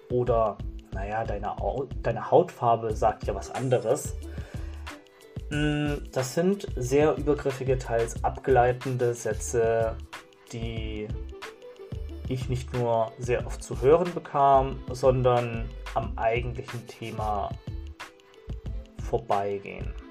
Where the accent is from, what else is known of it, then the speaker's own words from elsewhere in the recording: Germany; also ich bin zum Beispiel in Deutschland geboren und aufgewachsen und ich habe mich lange als Deutsch gesehen und ich sehe mich auch irgendwo als Deutsch